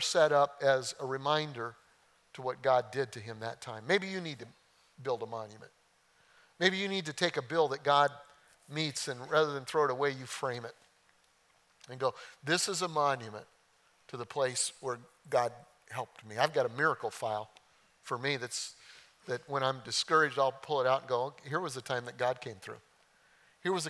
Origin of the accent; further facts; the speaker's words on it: Oklahoma, United States; I'm from Oklahoma